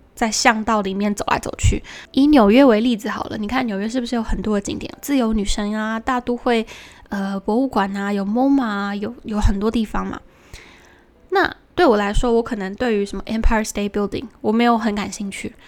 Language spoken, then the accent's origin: Chinese; Taiwan; 身为一个台湾人